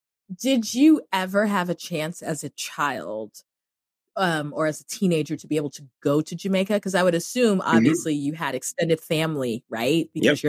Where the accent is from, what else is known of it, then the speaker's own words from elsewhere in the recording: Cameroon; moved away; everybody who ever listens to this podcast knows that I grew up in Cameroon.